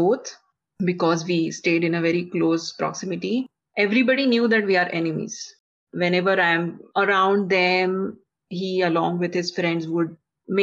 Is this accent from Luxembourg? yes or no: no; India; I come from India